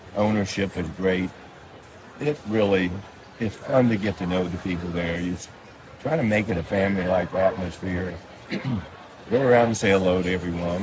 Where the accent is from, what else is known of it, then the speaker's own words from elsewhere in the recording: West Virginia, United States; moved away; also born or lived in Los Angeles; I came from West Virginia